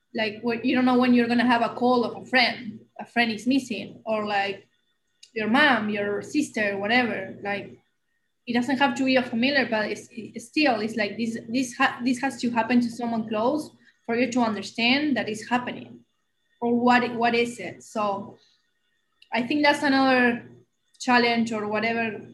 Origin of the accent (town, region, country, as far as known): Argentina; first language Spanish; English is a second language; moved away as an adult; now in United States